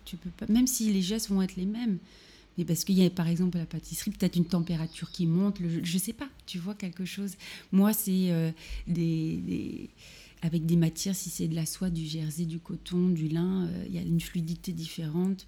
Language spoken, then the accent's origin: French; Normandy, France; moved away as an adult; also born or lived in Paris; now in Berlin, Germany; je suis normande à la base